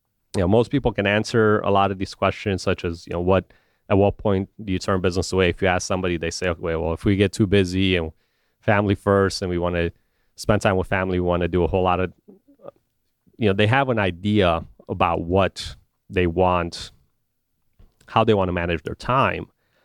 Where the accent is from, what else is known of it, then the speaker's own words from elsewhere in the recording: Romania; also born or lived in Chicago; now in United States; I've only lived in two places essentially in my life, when I grew up in Romania and Chicago